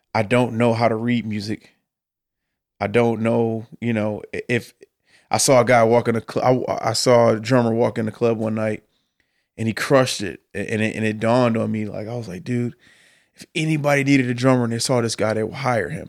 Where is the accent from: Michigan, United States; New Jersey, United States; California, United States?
Michigan, United States; Detroit; moved away as an adult; now in Nashville, United States; I grew up in Detroit, in the middle of the city